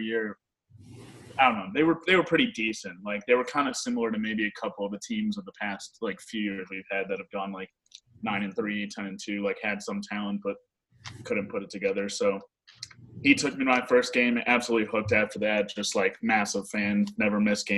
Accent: Chicago, Illinois, United States; I'm from Chicago

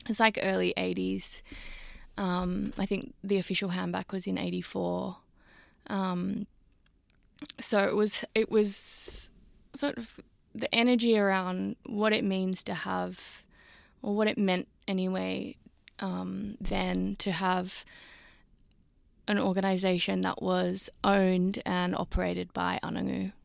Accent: Sydney, New South Wales, Australia; having grown up in Sydney and I grew up in Newtown

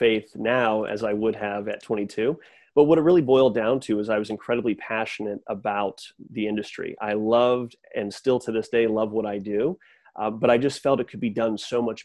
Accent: Simsbury, Connecticut, United States; moved away as an adult; now in Greenville, United States; I'm originally from Simsbury, Connecticut

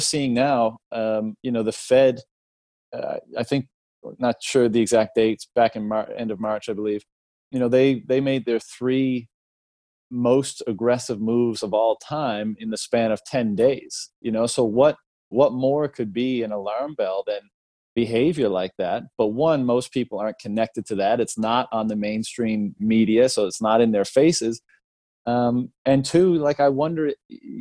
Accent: Canada; I come from Canada

